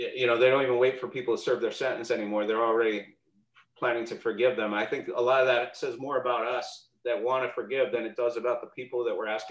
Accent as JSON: {"language": "English", "country": "Canada", "also_born_or_lived": "Montreal / Toronto", "moved": "yes", "lives_now": "United States", "said": "being a Canadian"}